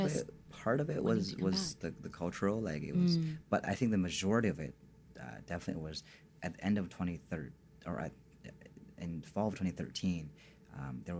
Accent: Canada; I kind of was an expat, if you say, because I'm from Canada and I spoke perfect English.

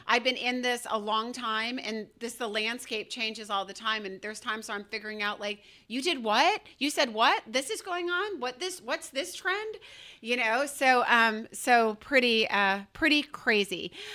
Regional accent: Georgia, United States; I'm from Georgia

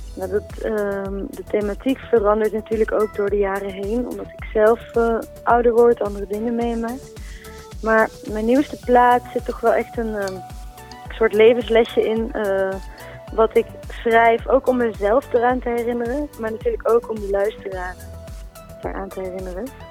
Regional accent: Eindhoven, North Brabant, Netherlands; accent: zachte G; uit Eindhoven

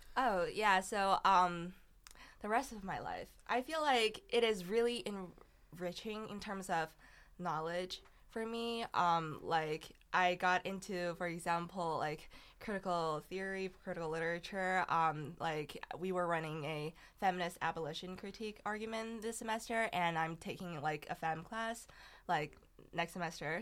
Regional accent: China; English is a second language; moved away; I'm from China

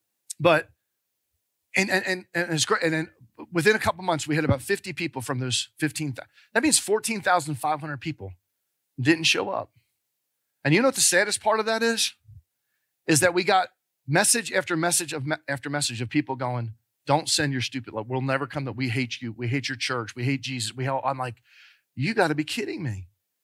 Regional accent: New Jersey, United States; now in Georgia, United States; called New Jersey. We talk different up there. But after 30-something years, I've kind of lost some of my accent. But we moved down here in 1988 to help start and plant a church.

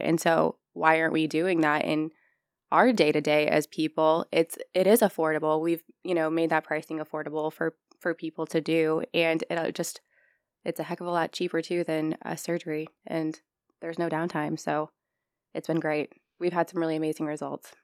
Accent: Norwalk, Iowa, United States; also born or lived in Omaha area; now in Council Bluffs, United States; I'm from Norwalk, Iowa. I moved to the Omaha area a long time ago

